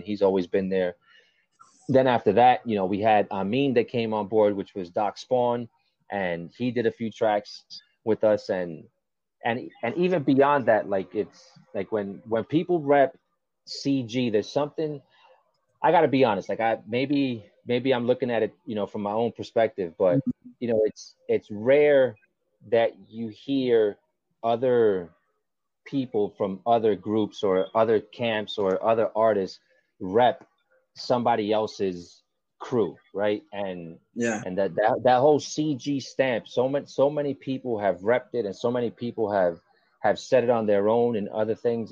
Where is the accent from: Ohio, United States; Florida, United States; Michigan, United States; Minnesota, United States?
Florida, United States; Kendall; also born or lived in New York; where I grew up here in Kendall